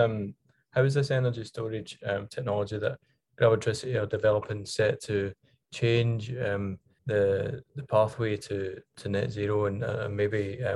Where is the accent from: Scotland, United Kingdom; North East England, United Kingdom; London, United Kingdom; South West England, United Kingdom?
Scotland, United Kingdom; Glasgow; where I grew up in Glasgow